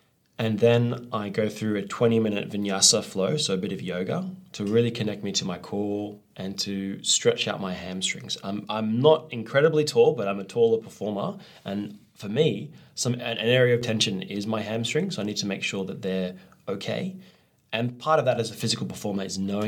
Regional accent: Australia; I'm from Australia

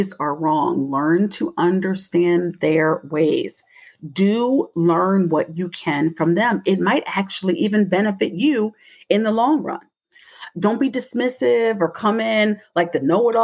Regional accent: Delaware, United States; I come from Delaware

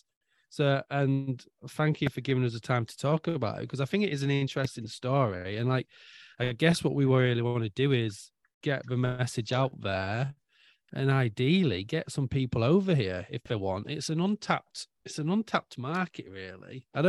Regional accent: Scunthorpe, Yorkshire and the Humber, United Kingdom; now in Norway; I'm from Scunthorpe.

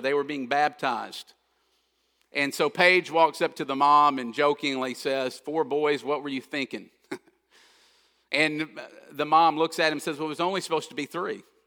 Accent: Kentucky, United States; I grew up in Kentucky, so I love basketball, always have

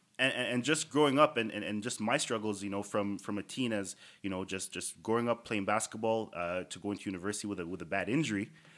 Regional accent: Toronto, Ontario, Canada; Starting off as just you know the typical kid growing up in Toronto, chasing hoop dreams.

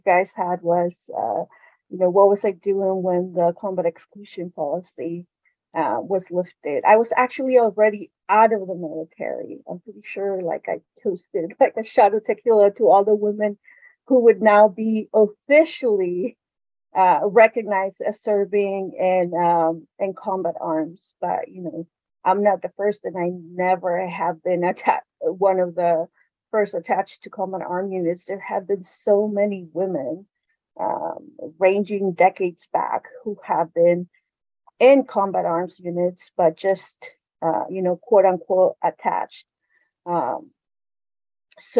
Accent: California, United States; moved away as an adult; I'm originally from California.

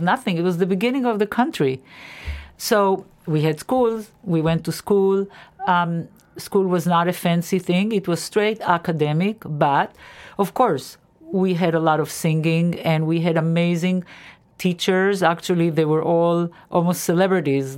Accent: Israel; moved away; I grew up in Israel, and I went to a public school in Israel

